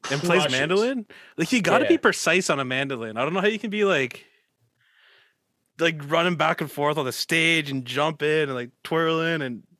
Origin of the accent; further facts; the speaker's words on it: Canada; I mean, I am Canadian.